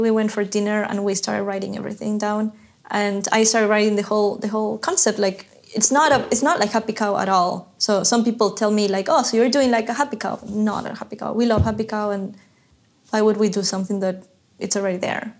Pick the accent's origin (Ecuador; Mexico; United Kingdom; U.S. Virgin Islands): Ecuador; I'm from Ecuador